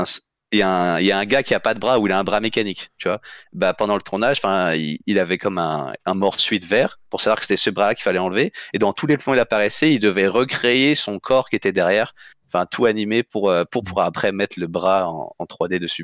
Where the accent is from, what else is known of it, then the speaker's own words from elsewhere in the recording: France; moved away as an adult; also born or lived in Saguenay, Quebec; partais à 18 ans de France pour aller étudier au, au Québec